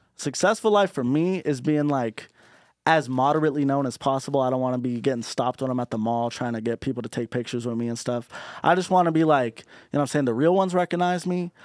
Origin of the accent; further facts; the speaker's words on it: Orange County, California, United States; being from Orange County